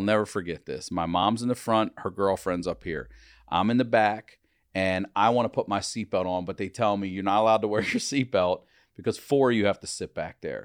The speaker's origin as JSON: {"language": "English", "region": "Maryland", "country": "United States", "said": "I'm from Maryland"}